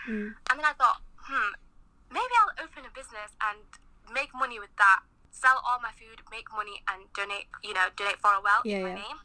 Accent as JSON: {"language": "English", "town": "Scunthorpe", "region": "Yorkshire and the Humber", "country": "United Kingdom", "also_born_or_lived": "Manchester", "said": "I'm based in Manchester, but I'm from Scunthorpe, based in Scunthorpe too."}